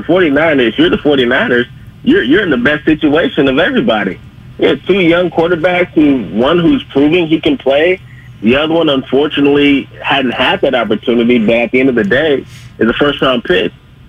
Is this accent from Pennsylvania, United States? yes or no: no; Fremont, California, United States; shout out to Irvington High School, man, all the people I grew up with in Fremont, man, it's all love.